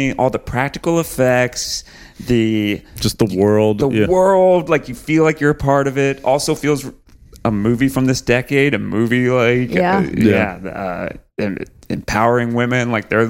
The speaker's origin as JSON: {"language": "English", "country": "United States", "said": "I'm from Texas New Mexico"}